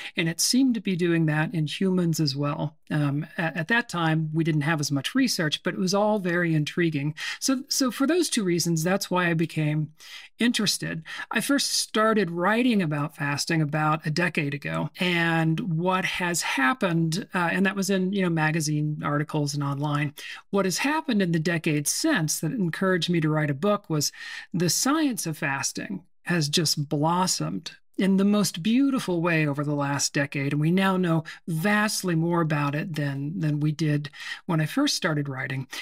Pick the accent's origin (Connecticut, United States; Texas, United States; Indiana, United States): Texas, United States; Temple; moved away; also born or lived in Seattle; I grew up in a town called Temple, which is, um, on Interstate thirty-five between Waco and Austin.